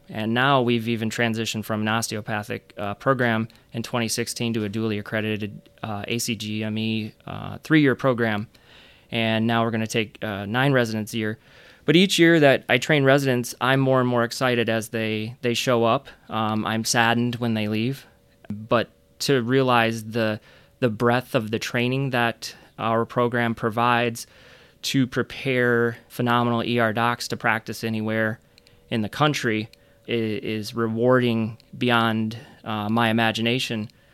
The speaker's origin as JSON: {"language": "English", "town": "Flint", "region": "Michigan", "country": "United States", "tie": "born or raised there", "also_born_or_lived": "Chicago / Grand Rapids area (Grand Valley State)", "moved": "as an adult", "said": "I grew up in Michigan. I grew up on the east side of the state in Flint"}